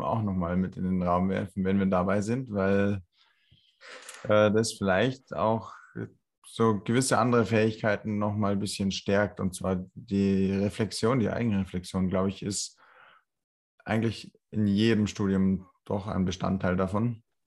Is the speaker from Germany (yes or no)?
yes; Landshut, Bavaria, Germany; in meiner Heimatstadt, in Landshut